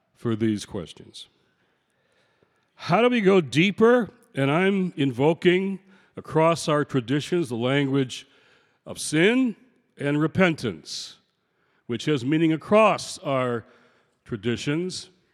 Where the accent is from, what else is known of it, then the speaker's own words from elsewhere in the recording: Detroit, Michigan, United States; my hometown of Detroit